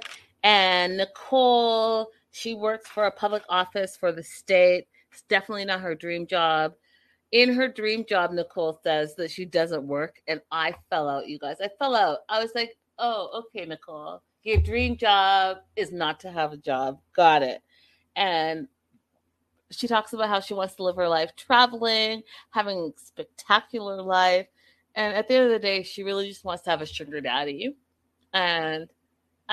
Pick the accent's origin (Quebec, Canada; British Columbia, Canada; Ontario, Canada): British Columbia, Canada; Vancouver; moved away; I'm from Vancouver. So I went back home to Vancouver